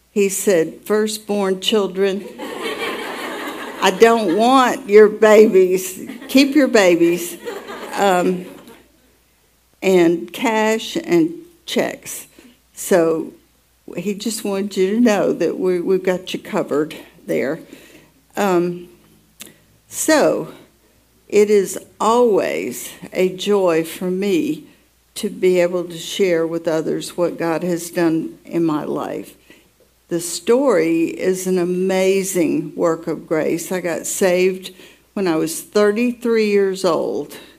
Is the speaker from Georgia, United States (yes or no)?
yes; Atlanta, Georgia, United States; I was born in Atlanta, Georgia